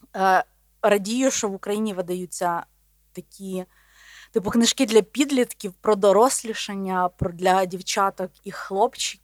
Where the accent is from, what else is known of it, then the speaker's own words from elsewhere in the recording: Volhynia, Volyn Oblast, Ukraine; also born or lived in Podolia; я народилась на Волині. Але я вважаю себе волинянкою і подолянкою, тому що мій батько з Поділля, а мама з Волині.